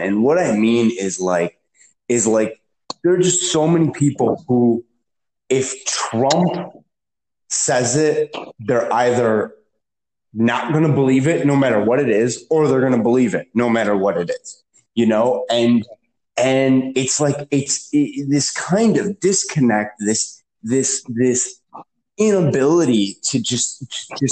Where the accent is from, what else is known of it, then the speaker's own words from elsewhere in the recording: Chicago, Illinois, United States; I'm from Chicago. Okay. I worked in Chicago politics